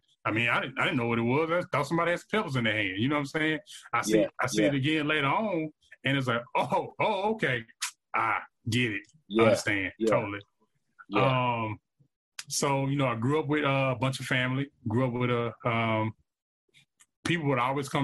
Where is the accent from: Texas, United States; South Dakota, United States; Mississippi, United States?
Mississippi, United States; Vicksburg; I grew up in Vicksburg, Mississippi, product of the Vicksburg One School District public education system